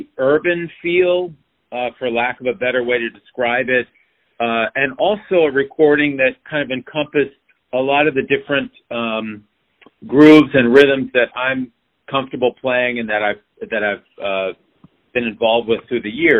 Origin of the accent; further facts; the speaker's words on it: Silver Spring, Maryland, United States; I was born and raised in the Washington, D.C. area in Silver Spring, Maryland